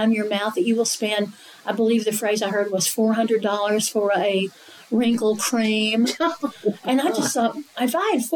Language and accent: English; Asheville, North Carolina, United States; accent: Appalachian; where are you from? And I go, Asheville, North Carolina.